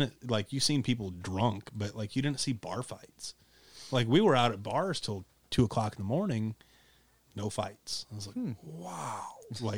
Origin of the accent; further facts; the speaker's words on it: Paulding, Ohio, United States; If I tell you where I'm from, you'll deduct IQ points. Some of them will guess, Paulding? Yeah, Paulding.